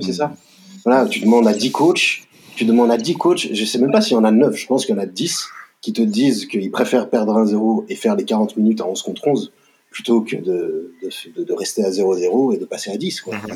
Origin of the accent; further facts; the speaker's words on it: France; En tant que Français